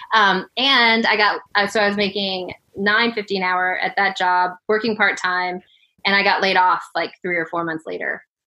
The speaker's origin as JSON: {"language": "English", "town": "Denver", "region": "Colorado", "country": "United States", "tie": "born or raised there", "also_born_or_lived": "Birmingham, Alabama / Seattle / Portland", "moved": "as an adult", "said": "I grew up in Denver, Colorado"}